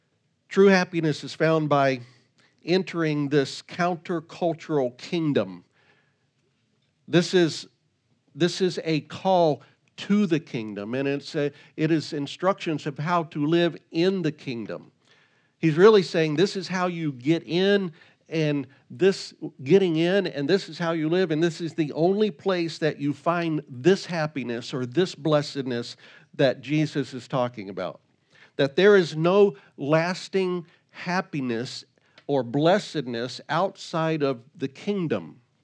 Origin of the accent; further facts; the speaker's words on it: Virginia, United States; When I was a kid, we grew up in Virginia, and we had an amusement park there called King's Dominion.